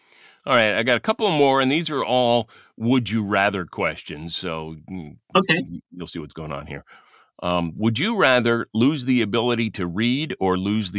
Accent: Westfield, New Jersey, United States; growing up in Westfield

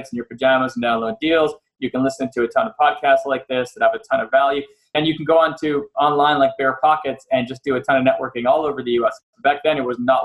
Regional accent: Montreal, Quebec, Canada; moved away as an adult; now in United States; I'm from Canada, I'm from Montreal. And that's where I grew up till I left in 98.

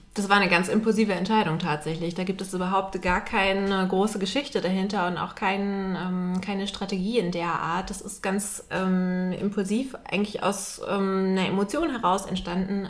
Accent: Hamburg, Germany; moved away as an adult; now in Vienna, Austria; ich komme eigentlich aus Hamburg und bin relativ kurzfristig jetzt ähm, nach Wien gekommen

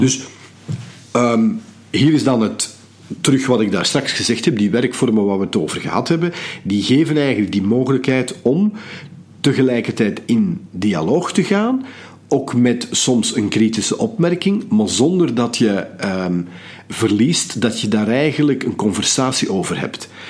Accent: Belgium; we zijn als Belgen

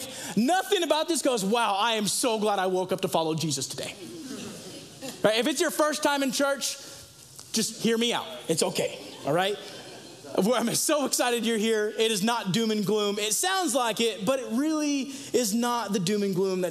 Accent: Los Angeles and San Diego, California, United States; moved away as an adult; now in Idaho, United States; I come from Los Angeles and San Diego

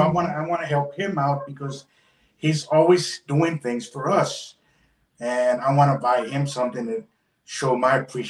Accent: Houston, Texas, United States; I was born in the Heights area

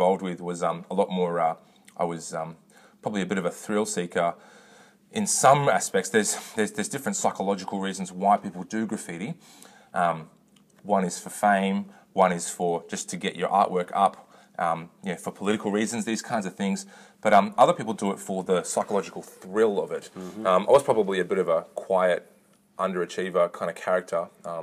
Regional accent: Katoomba, New South Wales, Australia; also born or lived in Lidcombe, Sydney / North Richmond / Melbourne; I was born in Lidcombe, Sydney, and I moved to Katoomba when I was 2 weeks old, and I was raised in the Pentecostal Church, so an AOG congregation in Katoomba

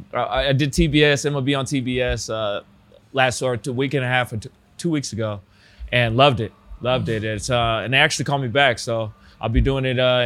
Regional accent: Atlanta, Georgia, United States; I'm from Atlanta too

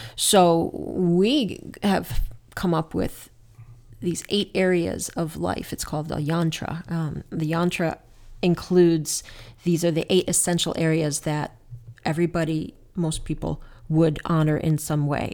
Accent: New Jersey, United States; moved away; when I was a kid, I grew up in New Jersey, as you know, we used to hang out at Newark Airport

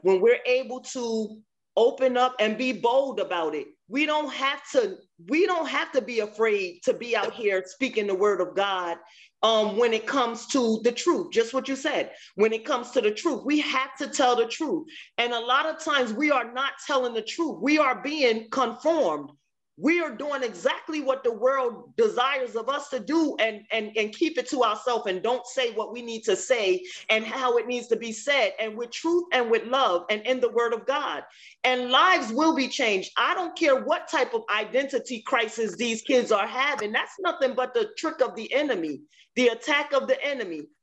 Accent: New Jersey, United States; also born or lived in Maryland; now in Virginia, United States; I'm originally from New Jersey, but I lived in Maryland and I'm now in Virginia

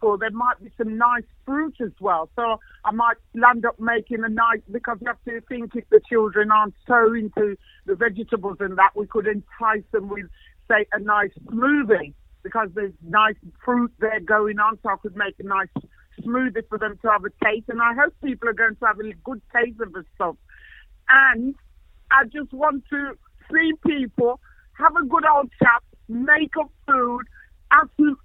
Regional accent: Birmingham, West Midlands, United Kingdom; I'm a Brummie

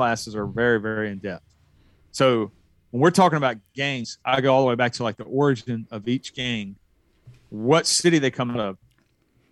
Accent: the South, United States; I was born and raised here. I went in the Army and left for a couple of years. But for the most part, man, I've spent most of my life in the South

